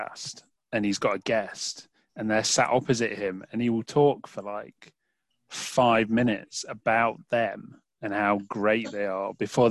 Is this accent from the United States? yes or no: no; United Kingdom; I'm British